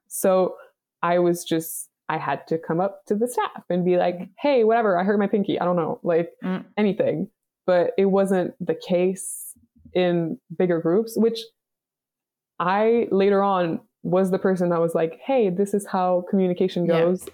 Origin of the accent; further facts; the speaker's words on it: Montreal, Quebec, Canada; moved away; I'm from Montreal, Canada.